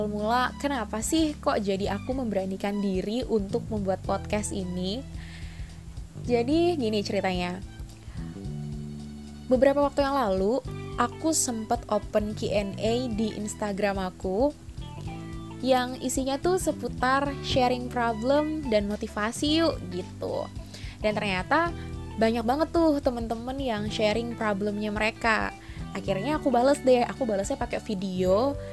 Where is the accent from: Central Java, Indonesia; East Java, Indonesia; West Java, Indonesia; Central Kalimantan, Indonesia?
Central Kalimantan, Indonesia; Palangkaraya; born there; now in Surabaya, Indonesia; Aku lahir di Kota Palangkaraya, Kalimantan Tengah pada 6 Desember tahun 2000.